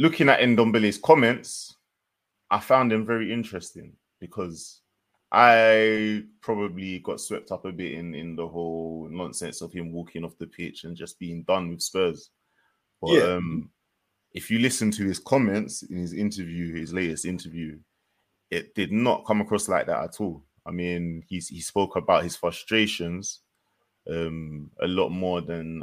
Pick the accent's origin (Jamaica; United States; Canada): Jamaica; as a Jamaican